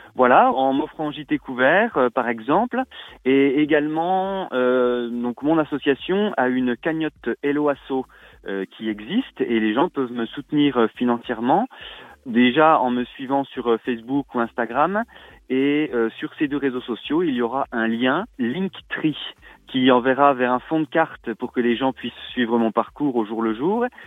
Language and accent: French; Rennes-sur-Loue, Bourgogne-Franche-Comté, France; chez nous à Rennes-sur-Loup